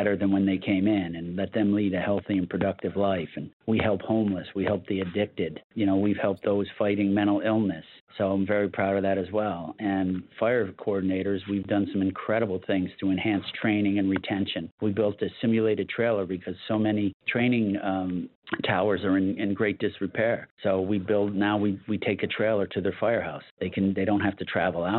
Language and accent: English; Bethlehem, New York, United States; also born or lived in Colonie, New York; I was born and raised in this county. I was born in the town of Colony, and at a very, very, very young age, went down and grew up in Bethlehem